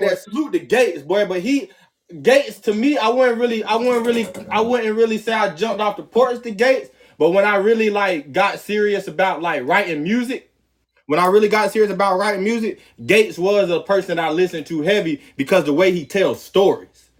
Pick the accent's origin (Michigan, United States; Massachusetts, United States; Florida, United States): Florida, United States; a Florida nigga